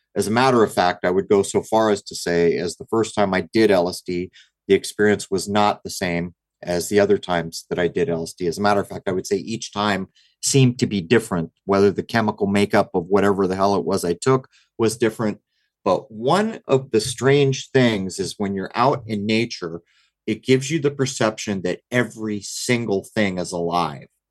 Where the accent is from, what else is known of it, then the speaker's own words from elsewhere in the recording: United States; what I notice about growing up in America is we know how to party